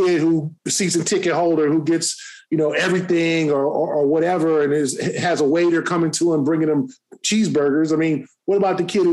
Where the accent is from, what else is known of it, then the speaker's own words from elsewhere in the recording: Los Angeles, California, United States; moved away; I grew up